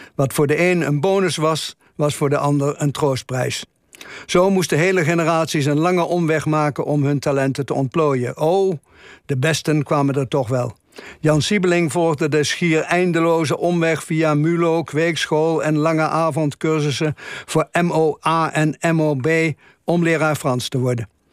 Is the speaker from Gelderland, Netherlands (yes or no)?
yes; Velp, Gelderland, Netherlands; Er waren in mijn geboortedorp Velp vier lagere scholen